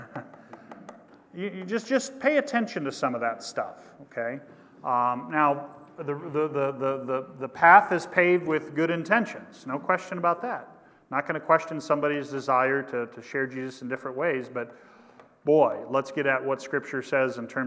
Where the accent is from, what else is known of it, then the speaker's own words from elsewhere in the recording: Kansas, United States; my home state of Kansas